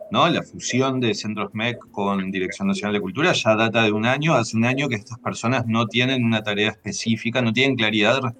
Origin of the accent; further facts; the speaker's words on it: Uruguay; soy, un uruguayo de casualidad.